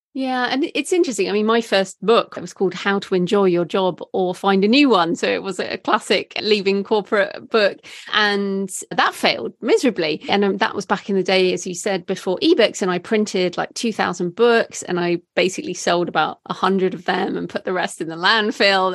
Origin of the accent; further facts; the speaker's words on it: United Kingdom; I am British